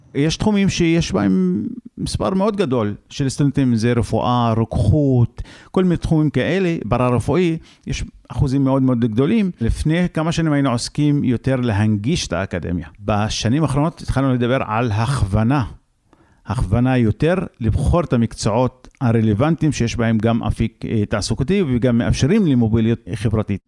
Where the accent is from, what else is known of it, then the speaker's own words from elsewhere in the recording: Israel; גם אנחנו אין לנו ארץ אחרת פה, ערבים בישראל